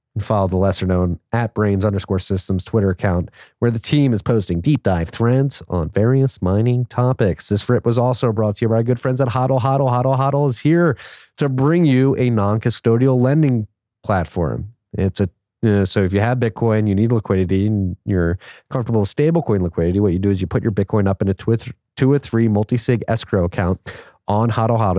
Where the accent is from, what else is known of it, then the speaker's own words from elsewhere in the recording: Philadelphia, Pennsylvania, United States; moved away as an adult; also born or lived in Chicago / New York; now in Austin, United States; born and raised in Philadelphia